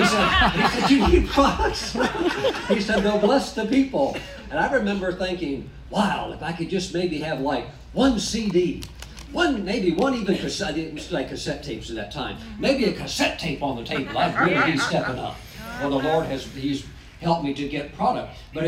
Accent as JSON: {"language": "English", "town": "Charlotte", "region": "North Carolina", "country": "United States", "said": "Here's my wife, Kelly. And we are from North Carolina, over from the Charlotte area."}